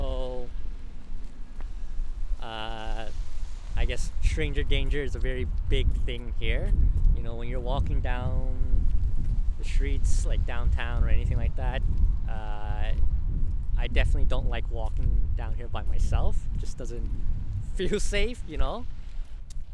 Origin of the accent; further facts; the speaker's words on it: Edmonton, Alberta, Canada; also born or lived in British Columbia; I'm from Edmonton. Born and raised in Edmonton since I was a kid